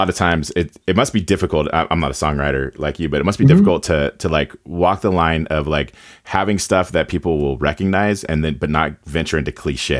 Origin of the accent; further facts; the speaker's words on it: Carson City, Nevada, United States; I grew up in a small town as well. I still live in my it got bigger, but I grew up in Carson City, Nevada. It's the capital of Nevada. When I was a kid, it was about 30,000. Now we're about 60,000.